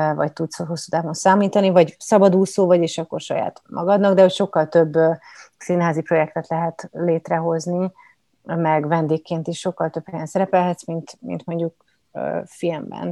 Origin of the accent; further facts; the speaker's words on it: Budapest, Hungary; also born or lived in Kaposvár; Én egyébként budapesti vagyok